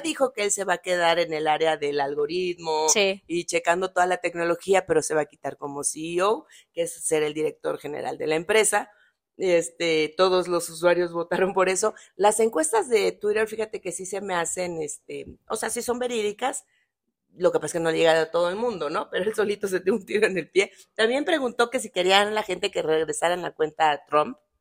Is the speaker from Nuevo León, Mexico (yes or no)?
no; Tabasco, Mexico; moved away; es de mi tierra